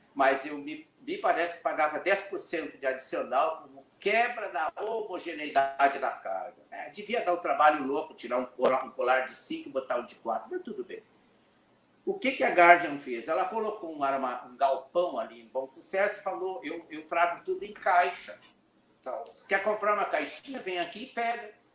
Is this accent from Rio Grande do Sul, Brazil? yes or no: yes; Cacequi, Rio Grande do Sul, Brazil; moved away; also born or lived in São Paulo; Eu nasci na cidade que é a capital da melancia, Cacequi. É lá Cacique. depois de Santa Maria, perto da fronteira com o Uruguai e com a Argentina. Eu sou gaúcho da fronteira